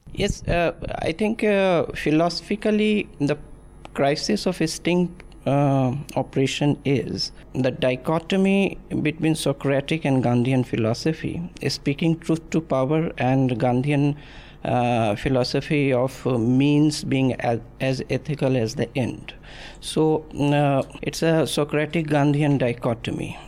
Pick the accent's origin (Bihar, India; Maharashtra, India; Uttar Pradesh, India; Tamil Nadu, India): Bihar, India; moved away as an adult; also born or lived in Delhi; when I came from Bihar to Delhi in 1997